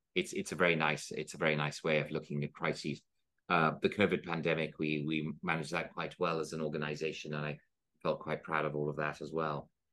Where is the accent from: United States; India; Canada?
India; moved away; also born or lived in Oxford; I was from India